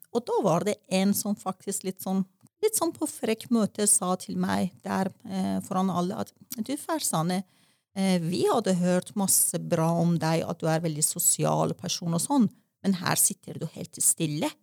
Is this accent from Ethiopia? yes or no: no; Tehran, Tehran Province, Iran; first language Persian; Norwegian is a second language; moved away as an adult; now in Norway; Og så er jeg født i en vårdag i 1967 i Teheran, hovedstaden i Iran. Eh, som barn opplevde jeg revolusjon, og som ungdom opplevde jeg krig